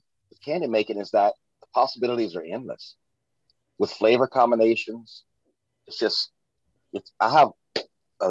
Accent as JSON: {"language": "English", "region": "Louisiana", "country": "United States", "tie": "born or raised there", "said": "I'm from Louisiana, raised."}